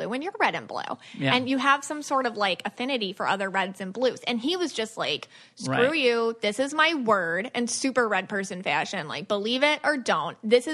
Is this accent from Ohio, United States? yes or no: no; Buffalo, New York, United States; I'm from Buffalo